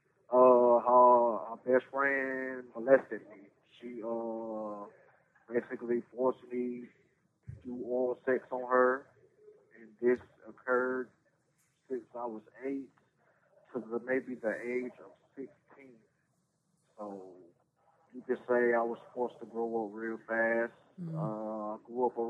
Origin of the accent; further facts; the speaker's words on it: Durham, North Carolina, United States; I was born in Durham, North Carolina, to a Miss Frieda Ward and a Carlton Newman. I grew up in the projects most of my life